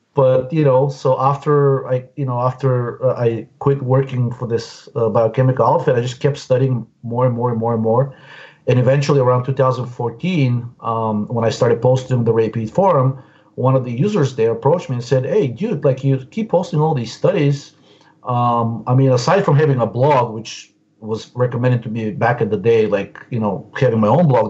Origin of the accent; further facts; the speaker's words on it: Bulgaria; moved away as an adult; now in Washington, D.C., United States; I came directly from Bulgaria in 1997